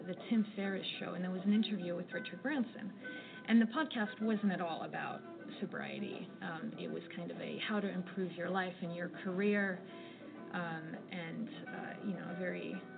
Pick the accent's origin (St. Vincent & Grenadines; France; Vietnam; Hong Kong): France; moved away as an adult; now in London, United Kingdom; I'm originally from France, but I've been living in the UK for the last 11 years. So now I work in London